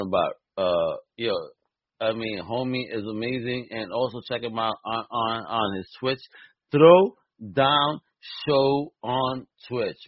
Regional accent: Puerto Rico; I may be Puerto Rican

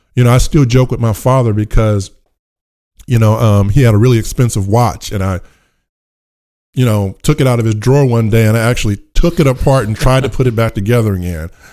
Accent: Richmond, California, United States; I grew up in Richmond, California

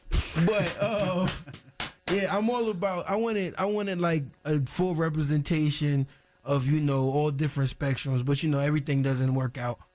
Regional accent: New York, United States; now in Durham, United States; I'm from Harlem. I'm from New York. Truth be told, I've been here 16, 17 years.

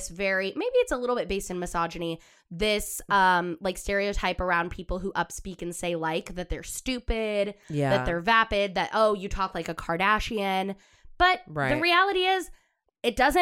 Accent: Southern California, United States; We grew up in Southern California

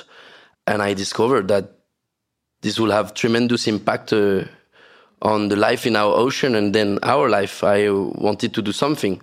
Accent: French Polynesia; growing up in Tahiti

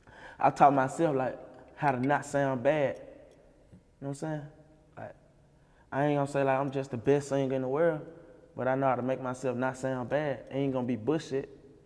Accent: Memphis, Tennessee, United States; I'm from Third Wall.

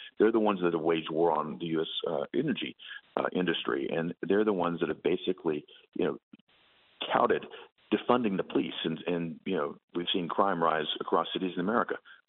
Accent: Tennessee, United States; I can tell you the folks back in my home state of Tennessee feel the same way you and I do about this.

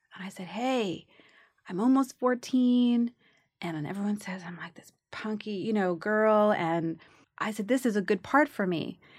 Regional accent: New York City, New York, United States; I grew up in the Bronx

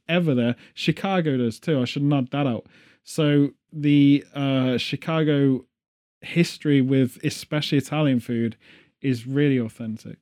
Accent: England, United Kingdom; as well as the British, we're all

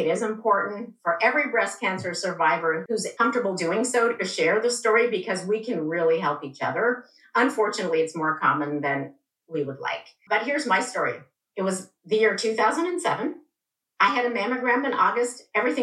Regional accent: Iran; moved away; also born or lived in England; I was born in England, but I grew up in Iran. My parents are both Iranian

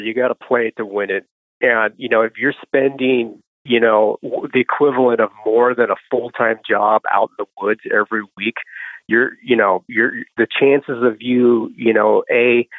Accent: Pacific Northwest, United States; I grew up out here in the Pacific Northwest.

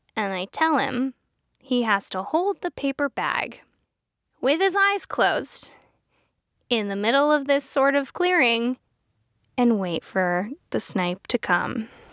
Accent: Pennsylvania, United States; I am from Pennsylvania

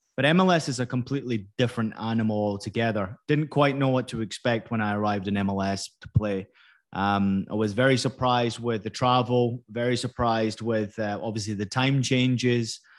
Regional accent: Scotland, United Kingdom; moved away as an adult; also born or lived in California; I was born in California, obviously grew up in, in Scotland. You can tell by the accent

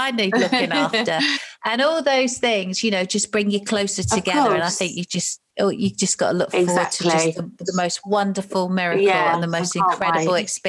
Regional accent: Ilford, London, United Kingdom; moved away; So I was an Essex girl. No way. I was born in Ilford. Everyone thinks I'm from Manchester, but I'm not.

